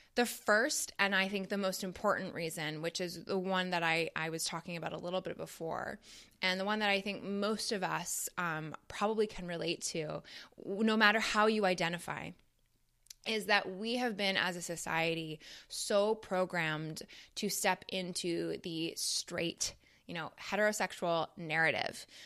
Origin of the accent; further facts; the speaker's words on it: Toronto, Ontario, Canada; moved away as an adult; now in United States; growing up in Toronto